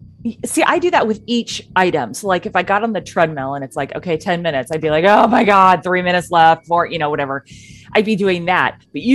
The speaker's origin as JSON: {"language": "English", "region": "Pacific Northwest", "country": "United States", "said": "we are two women from the Pacific Northwest."}